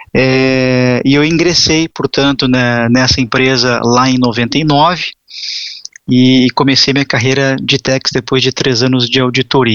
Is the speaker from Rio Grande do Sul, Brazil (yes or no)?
yes; Porto Alegre, Rio Grande do Sul, Brazil; moved away as an adult; also born or lived in Curitiba / São Paulo; Eu, eu sou gaúcho de Porto Alegre, na época mudei para Curitiba.